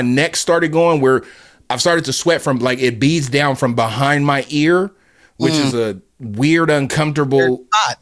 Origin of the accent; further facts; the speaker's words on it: Southern California, United States; moved away; growing up in Southern California